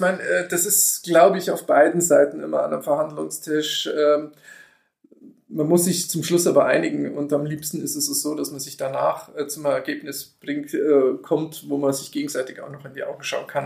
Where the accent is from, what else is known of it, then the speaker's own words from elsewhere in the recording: Allgäu, Bavaria, Germany; bei uns im Allgäu